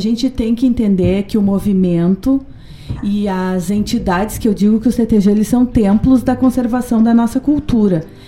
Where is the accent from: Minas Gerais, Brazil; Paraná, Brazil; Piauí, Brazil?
Paraná, Brazil; moved away; also born or lived in Rio Grande do Sul; sou paranaense, sou paranaense mais gaúcha